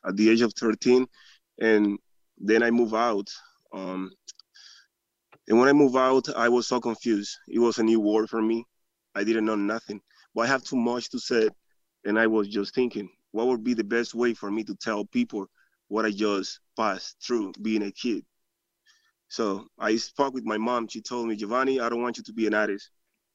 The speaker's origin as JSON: {"language": "English", "country": "Dominican Republic", "first_language": "Spanish", "second_language": "English", "moved": "yes", "lives_now": "Haymarket, United States", "said": "I'm from Dominican Republic."}